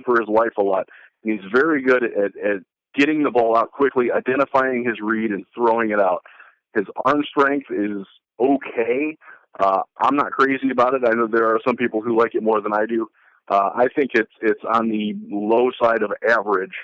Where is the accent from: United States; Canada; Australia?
United States; Northeast Ohio; I grew up in Northeast Ohio